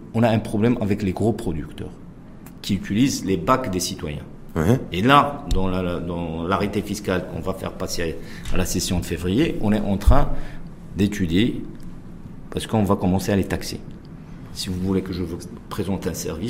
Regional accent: Casablanca, Casablanca-Settat, Morocco; nous, on est des Casablancais

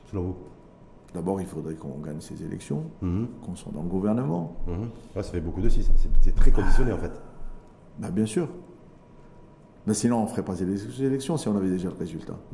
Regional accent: Mohammedia, Casablanca-Settat, Morocco; Moi, je suis né dans Mohammedien

